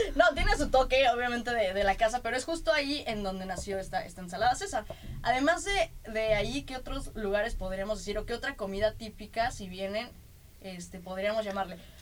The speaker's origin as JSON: {"language": "Spanish", "region": "Mexico City", "country": "Mexico", "moved": "yes", "lives_now": "Tijuana, Mexico", "said": "la Ciudad de México, y digo Ciudad de México porque ya sabemos de dónde son mis orígenes"}